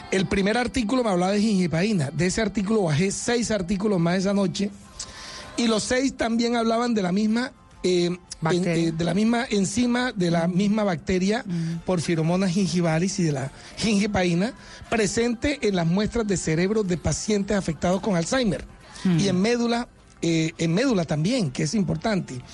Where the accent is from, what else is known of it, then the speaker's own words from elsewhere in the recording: Montería, Córdoba, Colombia; now in Barranquilla, Colombia; Tengo 30 ¿Ah, años en Barranquilla, pero soy ah. nacido en Montería.